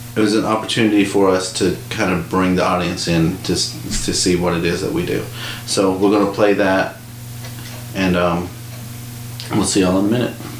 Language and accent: English; United States; accent: American English; my American